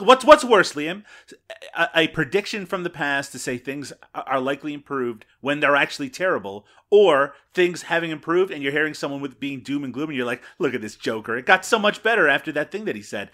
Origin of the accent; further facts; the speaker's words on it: Canada; I'm Canadian